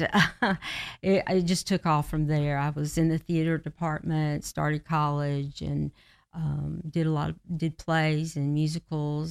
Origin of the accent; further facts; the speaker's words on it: Georgia, United States; also born or lived in Kentucky / Florida; back to Georgia, where we're from